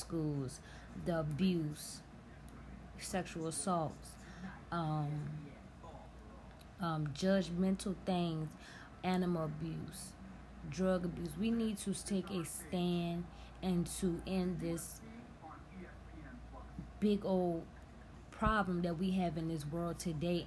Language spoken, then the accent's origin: English; Virginia, United States; where I'm from Virginia